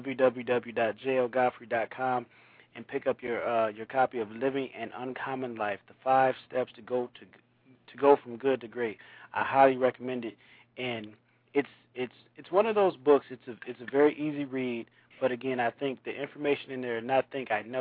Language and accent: English; Saginaw, Michigan, United States; my hometown of Saginaw, Michigan